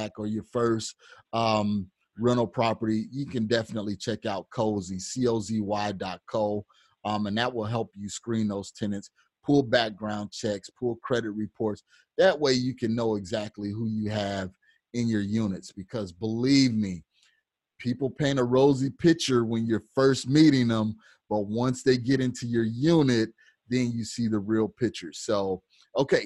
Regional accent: Illinois, United States; now in Phoenix, United States; I'm originally from Illinois

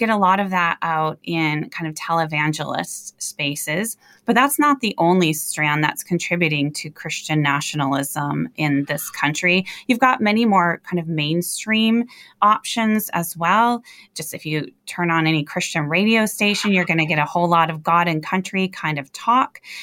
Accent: Michigan, United States; my hometown here in Michigan

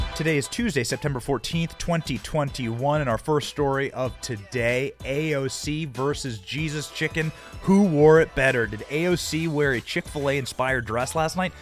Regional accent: Cedar Rapids, Iowa, United States; also born or lived in Downey, California; I come from Iowa, Cedar Rapids, Iowa

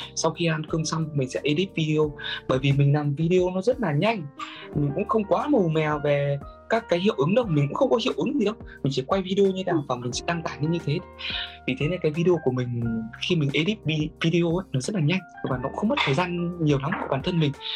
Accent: Vietnam; now in Japan

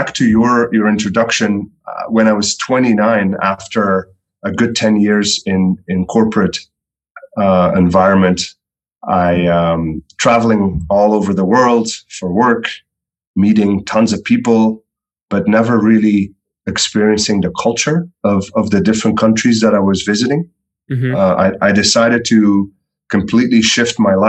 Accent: Belgium; moved away as an adult; now in United States; I am originally from Belgium.

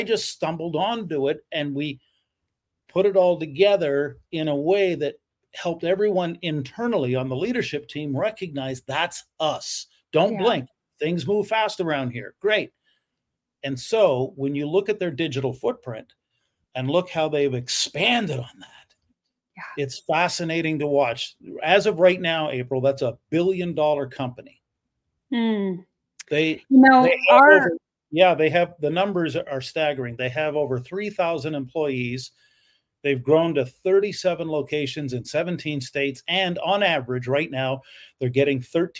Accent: Canada; I am a Canadian

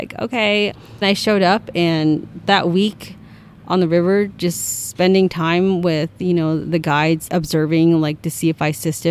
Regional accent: Navajo Mountain, Utah, United States; I'm from Navajo Mountain, Utah

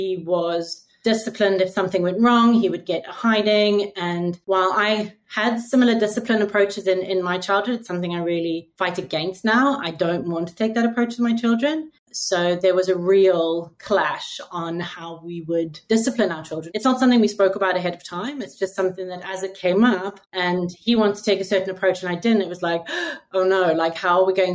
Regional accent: Cape Town, Western Cape, South Africa; moved away as an adult; also born or lived in United Kingdom; now in Singapore; I was born in South Africa, in Cape Town. My entire schooling career was there. I left when I was 21

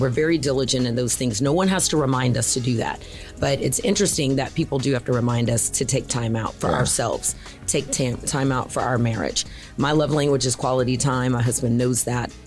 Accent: Houston, Texas, United States; I'm a Houston native

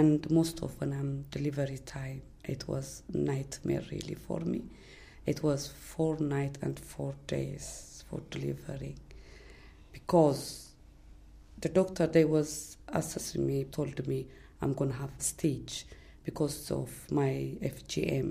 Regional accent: Eritrea; English is a second language; also born or lived in Ethiopia; now in United Kingdom; I'm coming from East Africa, which is from Ethiopia, but originally from Eritrea.

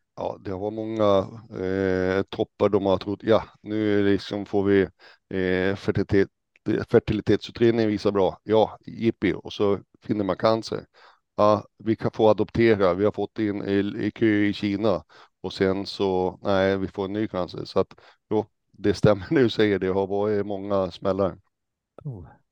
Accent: Hällnäs, Västerbotten County, Sweden; now in Stockholm, Sweden; Jag kommer ursprungligen från Hällnäs som kommer eh, utanför Umeå, uppe i Västerbotten

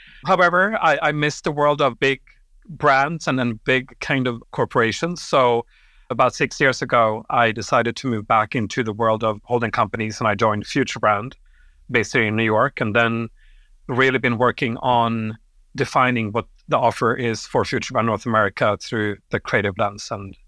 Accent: Sweden; born there; also born or lived in Europe; but I grew up in Europe. I was born in Sweden.

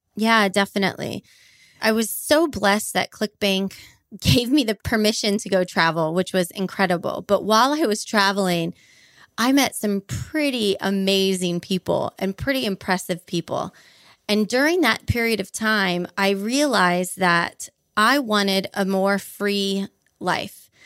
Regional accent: Honolulu, Hawaii, United States; moved away as an adult; also born or lived in Boise, Idaho; now in Portugal; I grew up on about a thirty-three-foot sailboat in Honolulu, Hawaii.

